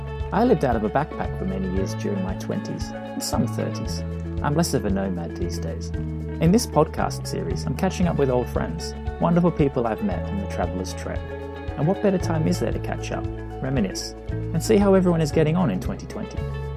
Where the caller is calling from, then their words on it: England, United Kingdom; I'm zooming in from England to talk with Jay about his adventures in California, the Balkans, Russia, and other fine destinations.